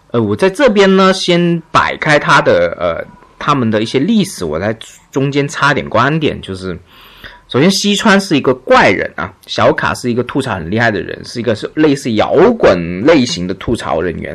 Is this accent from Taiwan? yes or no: no; China; 我们中国人是不会的嘛，我们中国人就很随便